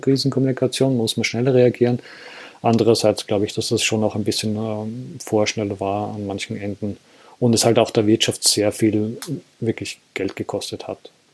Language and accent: German; Austria; bei uns in Österreich